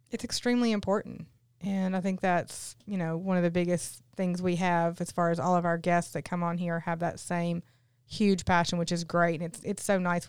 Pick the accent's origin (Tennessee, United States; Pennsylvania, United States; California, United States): Tennessee, United States; Newport; from Newport, Tennessee, so I'm from a tiny little town, too.